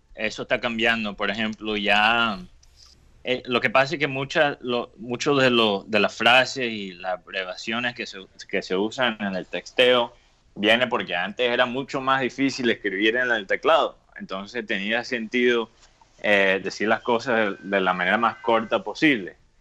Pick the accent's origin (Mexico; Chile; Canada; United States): United States; alguien que que creció como americano